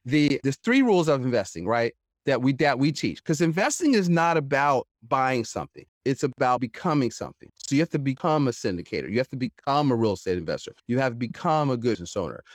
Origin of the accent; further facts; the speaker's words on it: Philadelphia, Pennsylvania, United States; I'm born and raised in Philadelphia, uh, so not West Philly, like Fresh Prince, North Philly